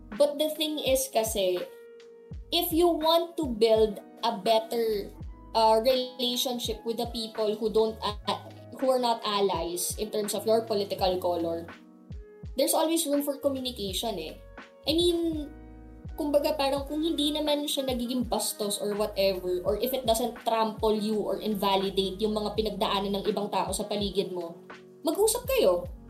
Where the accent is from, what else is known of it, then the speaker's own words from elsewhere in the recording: Ilocos Region, Philippines; growing up na politically affiliated kasi kami and taga Ilocos kami